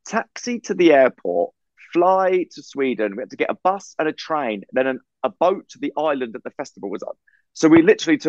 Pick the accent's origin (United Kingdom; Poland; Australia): United Kingdom; England; we're English